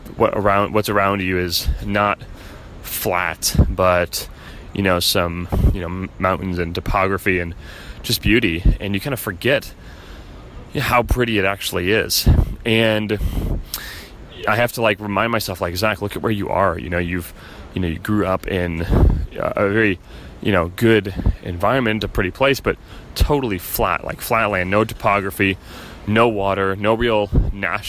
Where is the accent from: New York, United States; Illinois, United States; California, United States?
Illinois, United States; Chicago; moved away as an adult; also born or lived in San Diego; we're not from here, we're from Chicago